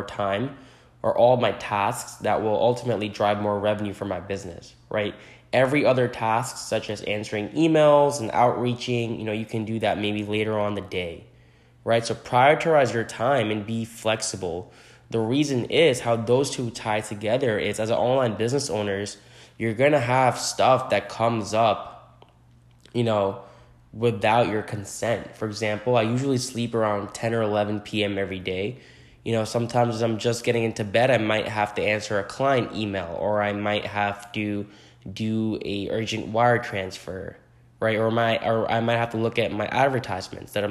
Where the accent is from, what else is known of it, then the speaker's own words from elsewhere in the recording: New Jersey, United States; now in New York City, United States; I am from New Jersey originally, currently residing in New York City